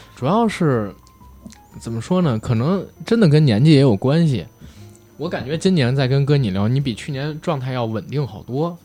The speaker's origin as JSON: {"language": "Chinese", "region": "Beijing", "country": "China", "accent": "Beijing accent", "said": "我们带这个北京人话，因特重的听不清，一北京话会吞音"}